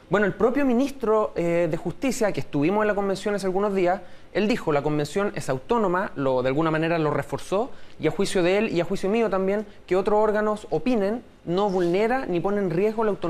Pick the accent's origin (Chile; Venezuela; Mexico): Chile; como somos los chilenos